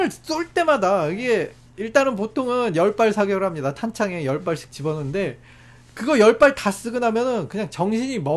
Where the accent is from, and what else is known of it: South Korea